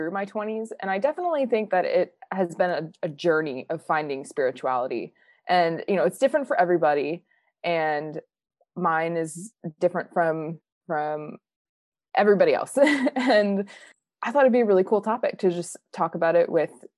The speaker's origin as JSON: {"language": "English", "region": "Minnesota", "country": "United States", "moved": "as an adult", "said": "I'm from Minnesota"}